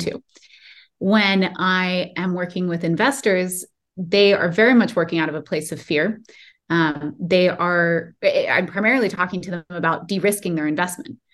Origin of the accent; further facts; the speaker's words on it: Silicon Valley, California, United States; I grew up in the Silicon Valley